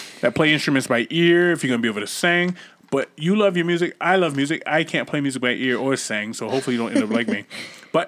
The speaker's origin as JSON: {"language": "English", "town": "Boston", "region": "Massachusetts", "country": "United States", "moved": "yes", "said": "I am from a small town called Boston, Massachusetts. And I'm from the exact city of Roxbury in Boston in Massachusetts"}